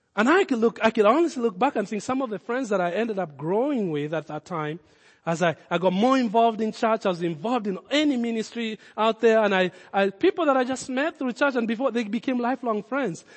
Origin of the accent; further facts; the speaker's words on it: Kenya; accent: Kenyan; my Kenyan accent.